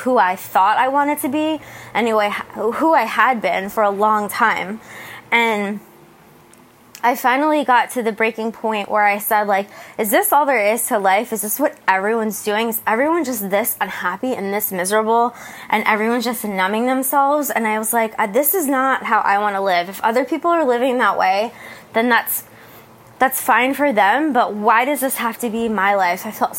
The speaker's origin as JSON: {"language": "English", "region": "New Jersey", "country": "United States", "tie": "born or raised there", "moved": "as an adult", "lives_now": "San Diego, United States", "said": "I'm left where I grew up in New Jersey to come to San Diego and start a new life."}